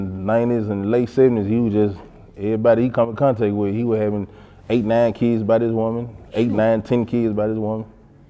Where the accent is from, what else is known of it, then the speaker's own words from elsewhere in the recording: Memphis, Tennessee, United States; I'm from South Memphis.